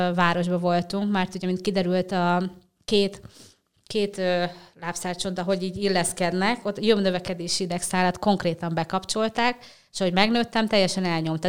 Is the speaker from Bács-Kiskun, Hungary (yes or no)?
yes; Bács-Kiskun, Hungary; moved away as an adult; also born or lived in Somogy County / Budapest; Bácskiskú megyei vagyok